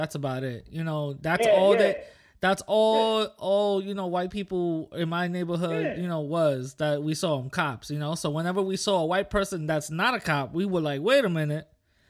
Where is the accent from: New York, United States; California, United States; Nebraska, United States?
New York, United States; New York City; me coming from the Bronx also.